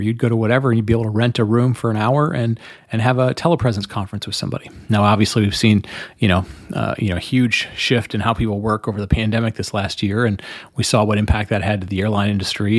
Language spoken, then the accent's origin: English; Detroit, Michigan, United States; growing up in Detroit, when I grew up in the in the 70s and 80s and, and the 90s in Detroit